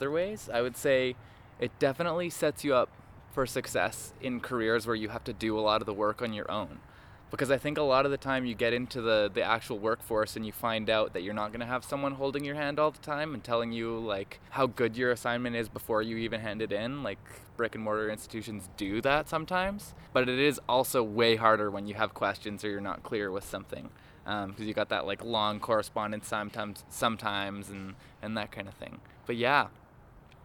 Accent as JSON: {"language": "English", "town": "Calgary", "region": "Alberta", "country": "Canada", "tie": "born or raised there", "also_born_or_lived": "Vancouver", "said": "I'm from Calgary, so I've born and raised in Calgary."}